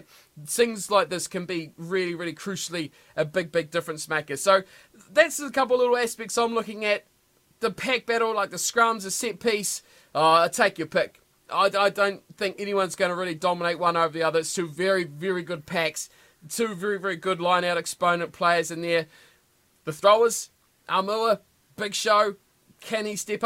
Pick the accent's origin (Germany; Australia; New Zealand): New Zealand; the South Island of New Zealand; I'm from the South, always have been the South of the South